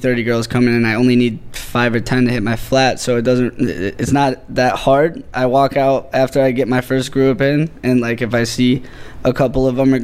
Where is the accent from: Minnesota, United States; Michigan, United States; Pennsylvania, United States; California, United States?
Michigan, United States; outside Detroit; now in Miami, United States; Right outside of Detroit.